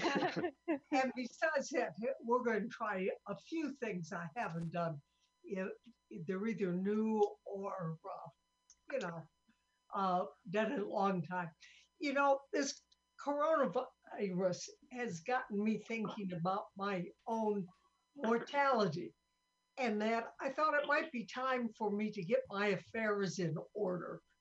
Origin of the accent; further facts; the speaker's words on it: Sioux City, Iowa, United States; I'm from Sioux City, Iowa